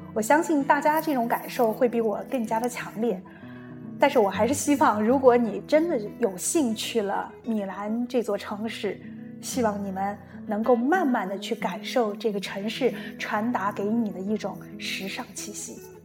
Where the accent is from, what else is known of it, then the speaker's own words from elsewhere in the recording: China; moved away; also born or lived in Milan, Italy; 我们中国人